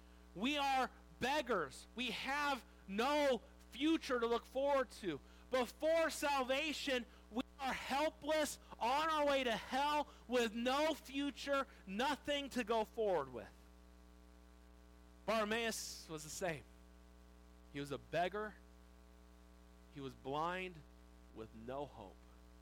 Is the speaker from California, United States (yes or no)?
yes; Wildomar, California, United States; I grew up in Wildomar. So how many of you know where Wildomar is? If you don't know where Wildomar is, I don't know. It's just a small little town down by Lake Elsinore and Marietta, and if you cough, you miss it. You go right past it. It's gotten bigger